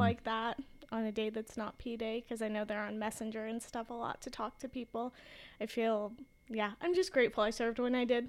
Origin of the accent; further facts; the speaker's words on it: Boise, Idaho, United States; growing up in Boise